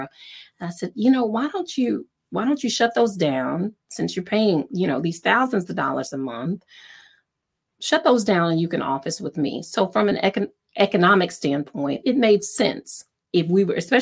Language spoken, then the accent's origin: English; East Texas, United States; I grew up in East Texas